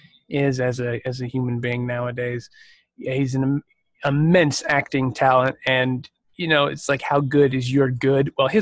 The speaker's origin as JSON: {"language": "English", "region": "Midwest", "country": "United States", "moved": "yes", "lives_now": "Los Angeles, United States", "said": "I'm from the Midwest originally"}